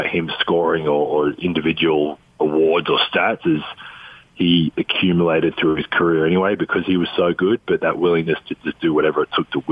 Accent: Adelaide, South Australia, Australia; moved away as an adult; now in United States; the Adelaide 36ers, my hometown team

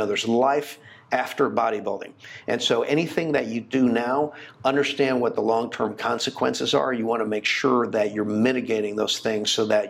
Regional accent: Jacksonville, Florida, United States; moved away as an adult; also born or lived in Chicago, Illinois / Houston, Texas; I was there till I was 10 years old, and then we moved to Florida.

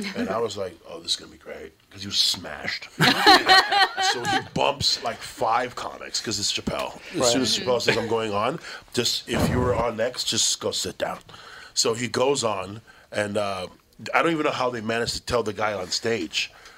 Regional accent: Toronto, Ontario, Canada; He goes, where you from? I go, I'm from Toronto.

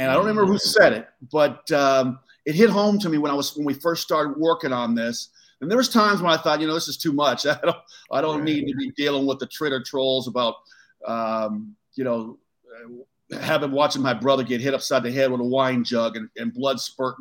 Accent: Southern California, United States; growing up in Southern California

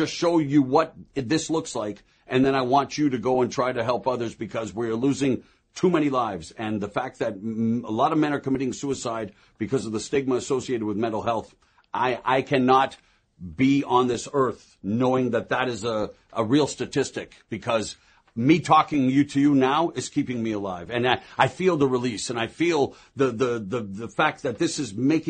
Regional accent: Canada; having my career begin at 16 years of age on national television in my home country of Canada

